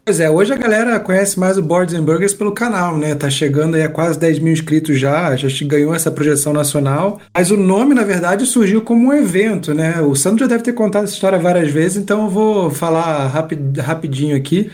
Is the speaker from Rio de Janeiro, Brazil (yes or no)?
yes; Rio de Janeiro, Brazil; moved away as an adult; now in Curitiba, Brazil; Eu sou carioca, não sou curitibano, então eu, eu vim pra cá, vou fazer, fiz 10 anos agora de Curitiba